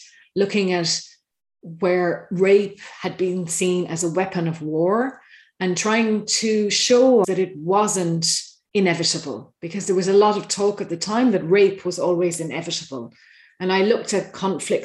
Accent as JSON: {"language": "English", "country": "Ireland", "said": "As an Irish person overseas"}